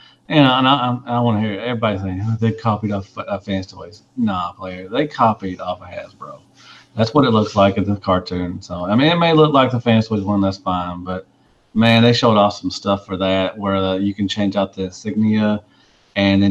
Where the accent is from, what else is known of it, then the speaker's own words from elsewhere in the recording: Arkansas, United States; I'm from Arkansas